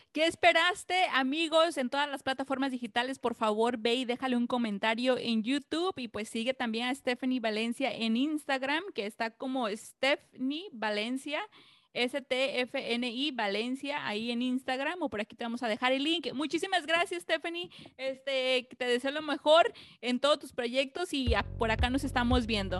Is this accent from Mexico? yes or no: yes; Acapulco, Guerrero, Mexico; now in Los Angeles, United States; yo nací en Acapulco